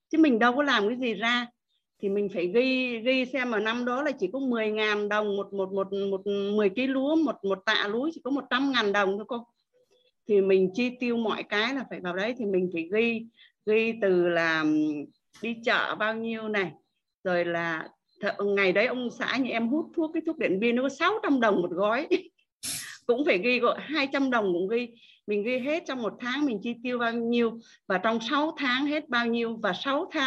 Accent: Thanh Hóa, Vietnam; vùng quê em là ở Thanh Hóa vùng uh, miền Trung với cô quanh năm mưa gió bão lũ một năm chỉ có hai vụ thôi

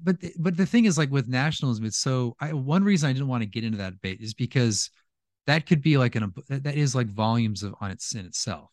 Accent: California, United States; moved away as an adult; also born or lived in Louisiana; I'm from California, and when I lived there

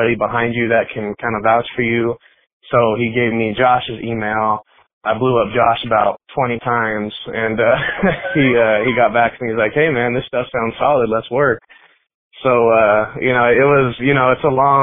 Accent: Denver, Colorado, United States; I grew up in Colorado. I've been here before it was cool to be here. I just been here my whole life

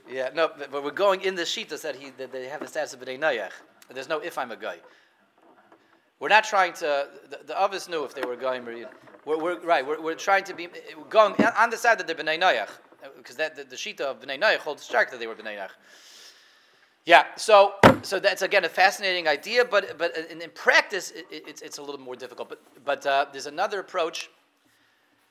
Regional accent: Denver, Colorado, United States; I remember when I was a kid, I grew up in Denver

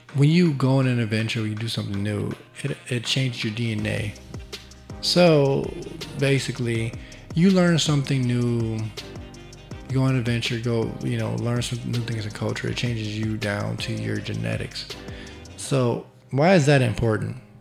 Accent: Chicago, Illinois, United States; I'm from Chicago

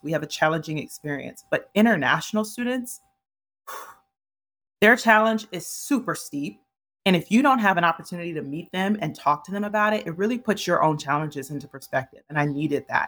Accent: Ohio, United States; moved away as an adult; also born or lived in New York; I'm originally from Ohio, and so, uh, I, I'm used to, like, neighborhoods.

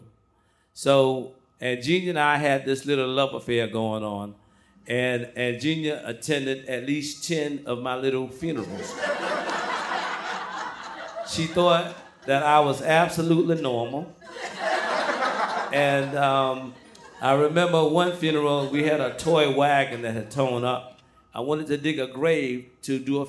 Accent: Branchville, South Carolina, United States; When I was growing up in my hometown in Branchville, South Carolina

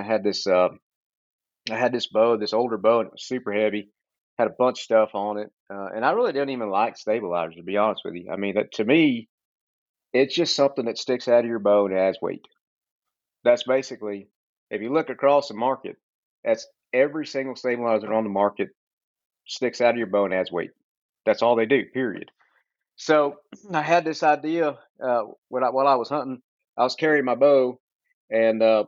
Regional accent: Central Texas, United States; I'm from Texas, Central Texas, born and raised

